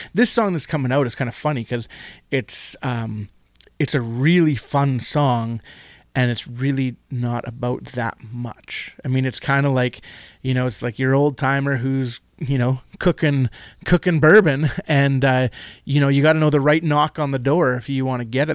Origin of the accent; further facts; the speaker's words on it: Manitoba, Canada; also born or lived in Winnipeg / North Kelowna; I'm from Manitoba